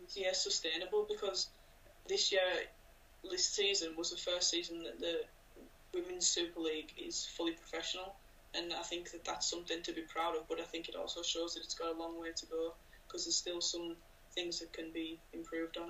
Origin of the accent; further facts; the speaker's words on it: Cumbria, North West England, United Kingdom; I'm from Cumbria